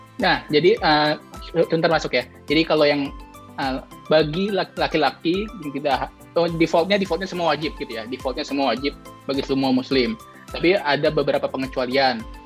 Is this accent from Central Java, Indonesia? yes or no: no; Depok, West Java, Indonesia; moved away as an adult; now in London, United Kingdom; asal dari Depok, Jawa Barat